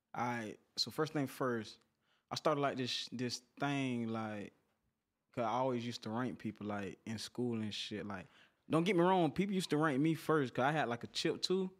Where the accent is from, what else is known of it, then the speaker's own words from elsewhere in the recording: Pompano Beach, Florida, United States; I'm from Broward County, but I'm from Pompano Beach